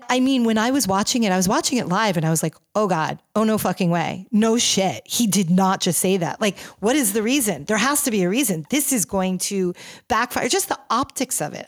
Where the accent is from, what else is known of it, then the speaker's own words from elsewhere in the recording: New York, United States; I'm a New Yorker